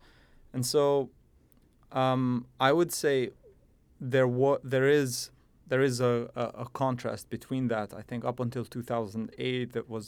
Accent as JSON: {"language": "English", "town": "Pristina", "country": "Kosovo", "tie": "born or raised there", "moved": "yes", "said": "I am an SSP grad student. I was born and raised in Pristina, in what is today now the Republic of Kosovo. In the past, I think I was born in one of the versions of, many versions of Yugoslavia, 94."}